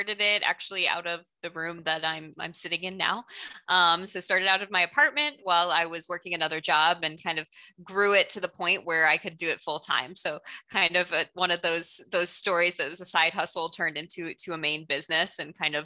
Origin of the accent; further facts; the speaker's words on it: South Florida, United States; also born or lived in Orlando, Florida; I grew up in South Florida, moved here later